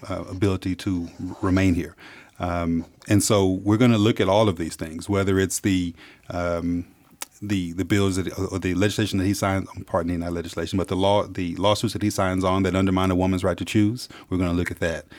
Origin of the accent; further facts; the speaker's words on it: Dallas, Texas, United States; I'm from Dallas, Texas. I'm from the South. I'm an African-American male who's grown up in the South